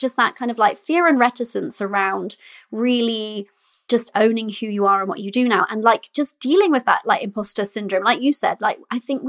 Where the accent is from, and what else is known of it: United Kingdom